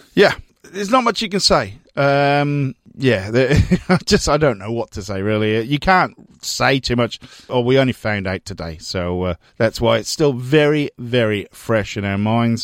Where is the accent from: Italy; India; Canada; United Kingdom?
United Kingdom; now in Melbourne, Australia; Growing up in Britain during, well, basically Thatcher's reign